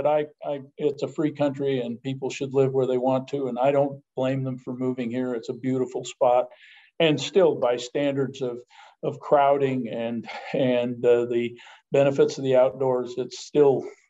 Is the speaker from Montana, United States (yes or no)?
yes; Montana, United States; moved away as an adult; also born or lived in Washington; Growing up in Montana, the little town I grew up in was next to the Crow Indian Reservation.